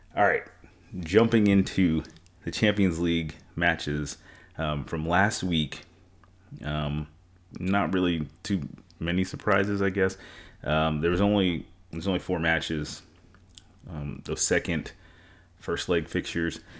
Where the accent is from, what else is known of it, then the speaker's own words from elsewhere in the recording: New York, United States; I'm from New York